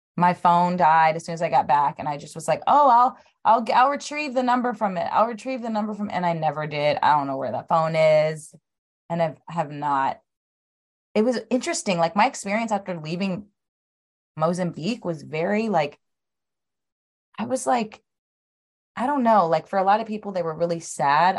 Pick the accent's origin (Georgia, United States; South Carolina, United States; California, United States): California, United States; Los Angeles; also born or lived in Atlanta; I lived in, um, Los Angeles, which is where I was born and raised